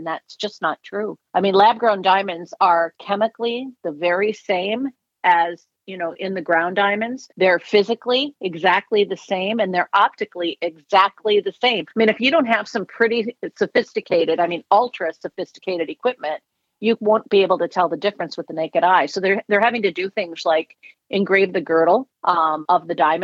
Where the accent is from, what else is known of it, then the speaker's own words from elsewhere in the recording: Minnesota, United States; also born or lived in Florida; now in Pennsylvania, United States; I'm from Minnesota.